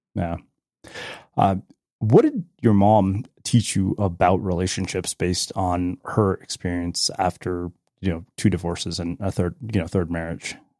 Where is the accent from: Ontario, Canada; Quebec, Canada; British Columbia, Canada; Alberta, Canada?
Alberta, Canada; Edmonton; growing up in Edmonton